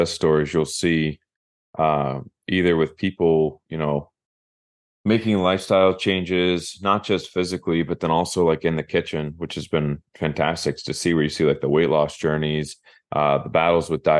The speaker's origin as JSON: {"language": "English", "town": "Minster", "region": "Ohio", "country": "United States", "tie": "born or raised there", "said": "growing up in Minster, we had something called the Big Toy"}